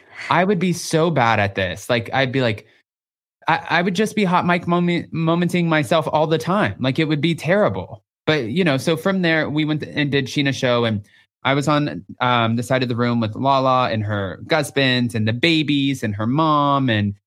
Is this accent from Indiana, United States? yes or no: no; Texas, United States; I'm from Texas.